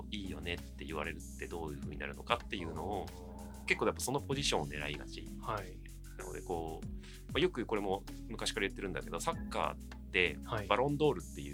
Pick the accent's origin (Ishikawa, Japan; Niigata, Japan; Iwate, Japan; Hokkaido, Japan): Iwate, Japan; Hanamaki; also born or lived in Tokyo; 岩手県花巻市で生まれ育ちまして、はい、まあ、大学まではずっと花巻に育ってます。